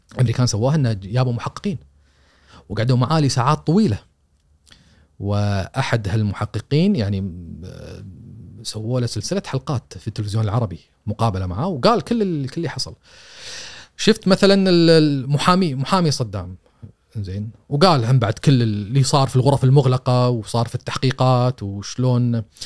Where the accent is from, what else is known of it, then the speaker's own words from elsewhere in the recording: Kuwait; إحنا ك- ككويتيين